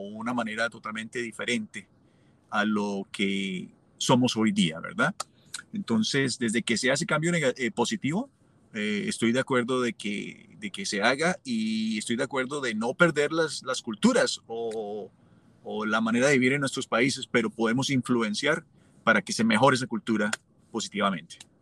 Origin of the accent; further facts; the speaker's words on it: Colombia; moved away as an adult; also born or lived in Los Angeles, United States; now in Omaha, United States; cuando yo salí de Colombia